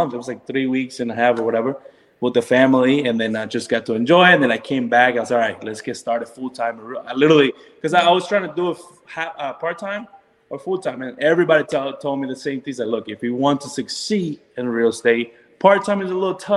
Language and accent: English; Orlando, Florida, United States; also born or lived in North Carolina; we're from Orlando. So all our families are here